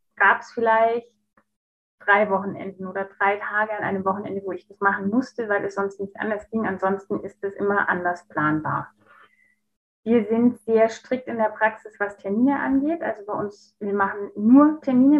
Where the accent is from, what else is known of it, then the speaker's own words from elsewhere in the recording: Stuttgart, Baden-Württemberg, Germany; moved away; also born or lived in Munich; hatte eine neue Stelle in Stuttgart. Da, wo ich herkomme ursprünglich